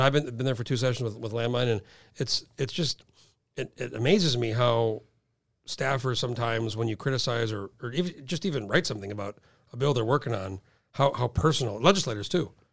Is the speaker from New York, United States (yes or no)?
no; Albuquerque, New Mexico, United States; moved away; where I grew up in Albuquerque, it's desert